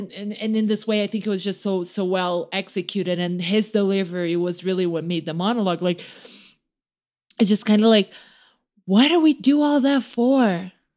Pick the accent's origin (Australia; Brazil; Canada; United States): Brazil; moved away; I grew up in Brazil